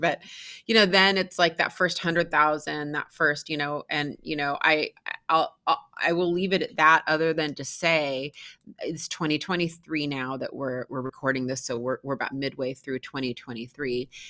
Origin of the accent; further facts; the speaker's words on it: Seattle, Washington, United States; born and raised in Seattle, Washington.